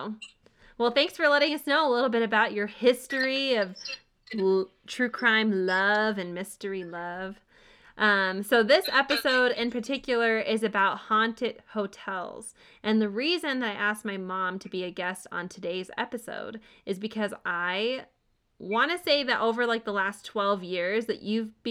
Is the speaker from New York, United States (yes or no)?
yes; Syracuse, New York, United States; I grew up in Syracuse, New York